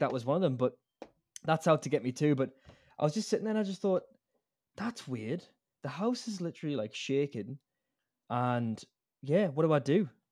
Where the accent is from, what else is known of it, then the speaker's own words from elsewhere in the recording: Newcastle upon Tyne, North East England, United Kingdom; now in Australia; I'm from the UK, mate, like from Newcastle